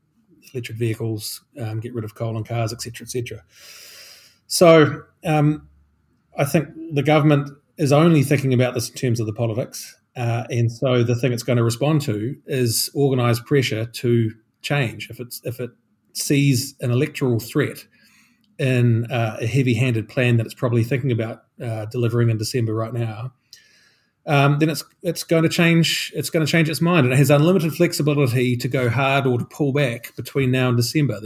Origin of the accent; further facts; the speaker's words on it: Christchurch, Canterbury, New Zealand; I grew up in Christchurch, which was the smog capital of New Zealand